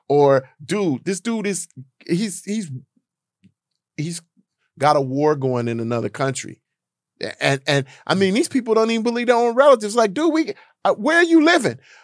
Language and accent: English; United States